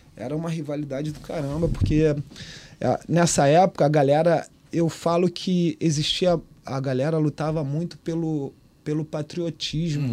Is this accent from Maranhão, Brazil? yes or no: no; Baixada Fluminense, Rio de Janeiro, Brazil; moved away as an adult; also born or lived in Liverpool, United Kingdom; eu saí da Baixada, cara. Eu tinha saído da Baixada